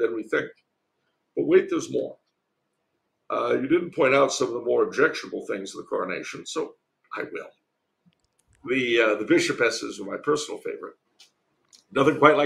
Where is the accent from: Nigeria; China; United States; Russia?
United States; California; as a Californian